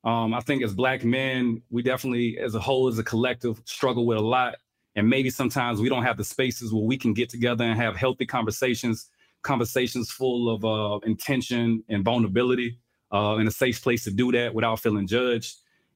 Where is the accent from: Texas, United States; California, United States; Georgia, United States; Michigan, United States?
Georgia, United States; Albany; also born or lived in Florida / Hawaii / Italy / Japan; I'm from Albany, Georgia, birthplace of …, real country, but I'm a military brat too.